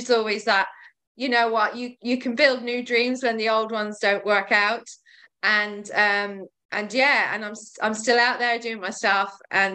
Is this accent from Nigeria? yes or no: no; Ireland; also born or lived in West Sussex; now in Brighton, United Kingdom; I'm Irish and my mother cleaned stately homes